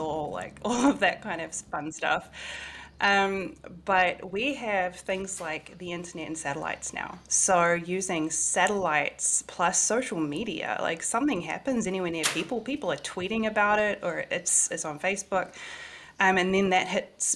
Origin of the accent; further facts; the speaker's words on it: New Zealand; moved away as an adult; also born or lived in Washington, D.C., United States; Back in my hometown, I moved home last year to be with family